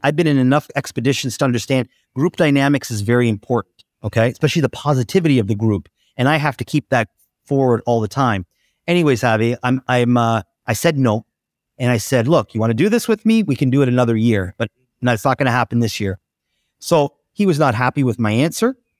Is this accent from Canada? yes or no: yes; Oakville, Ontario, Canada; I'm in my hometown of Oakville. just outside of Toronto